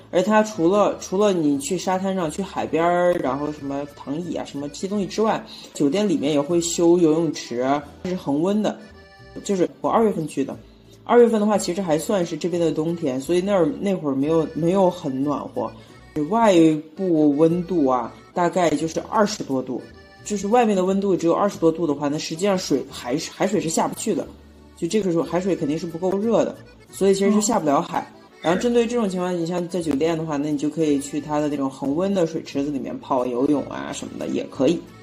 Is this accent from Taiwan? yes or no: no; Yunnan, China; now in Mexico; 我们云南人的那种肤色